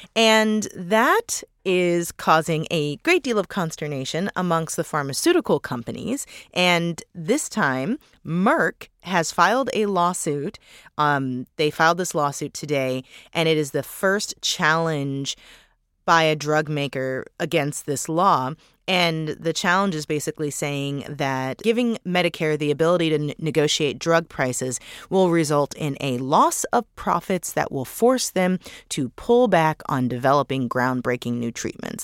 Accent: St. Louis, Missouri, United States; my hometown of Saint Louis

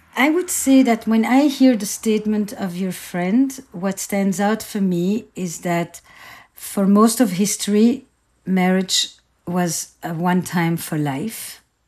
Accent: Antwerp, Flanders, Belgium; I grew up in Antwerp, uh, in Belgium, in a community that was all Jewish Holocaust survivors

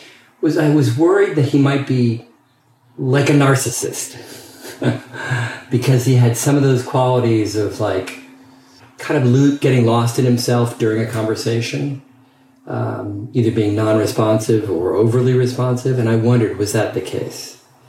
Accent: England, United Kingdom; as a gay man growing up in Alan Turing's England, where sexual activity was punishable by chemical castration, that was a plausible fear to have.

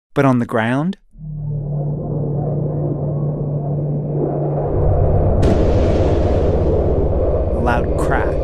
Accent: Maine, United States; When I was growing up in Maine

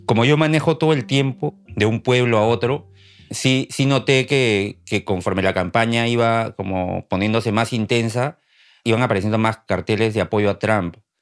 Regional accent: Peru; moved away as an adult; now in Maine, United States; yo soy de Perú

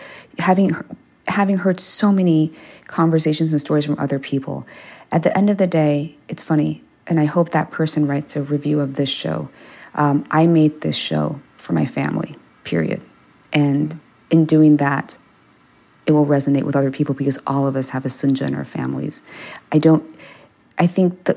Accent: Maryland, United States; first language English; moved away; I grew up in Maryland

